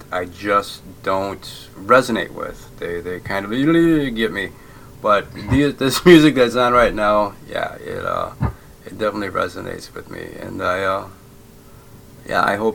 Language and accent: English; Essexville, Michigan, United States; moved away as an adult; also born or lived in Bay City, Michigan; now in Netherlands; I grew up in Essexville, Michigan, but I was born in Bay City, Michigan